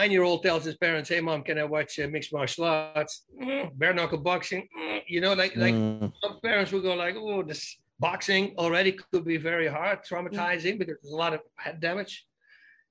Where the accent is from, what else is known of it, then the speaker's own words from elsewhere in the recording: Netherlands; moved away; I'm a guy from Holland.